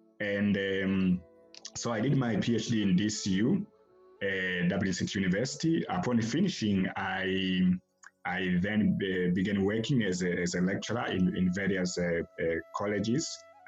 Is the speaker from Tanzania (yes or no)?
yes; Tanzania; moved away as an adult; also born or lived in Amsterdam, Netherlands / Italy; now in Ireland; So I am from Tanzania, and I was born there. I grew up there, and I did my studies in Tanzania for primary, secondary school. And I did my first degree in the University of Dar es Salaam in Tanzania.